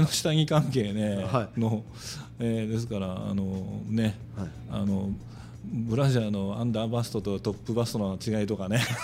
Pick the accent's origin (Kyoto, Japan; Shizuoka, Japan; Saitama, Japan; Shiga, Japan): Shizuoka, Japan; こっちはあ静岡から来た